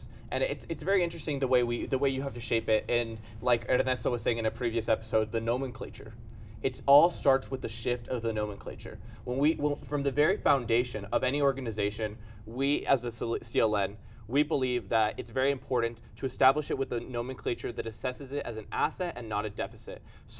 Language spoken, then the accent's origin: English; El Paso, Texas, United States; also born or lived in Ciudad Juárez, Mexico; now in San Antonio, United States; I am from El Paso. I did grow up partially in Juarez. I did understand that whole culture that I never thought of myself as a minority.